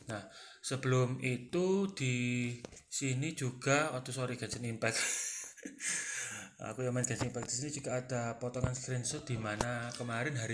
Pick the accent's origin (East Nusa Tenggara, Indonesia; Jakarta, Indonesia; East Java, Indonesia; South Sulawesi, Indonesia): East Java, Indonesia; Sidoarjo; Halo rek, aku orang Darjo. Piye kabar rek?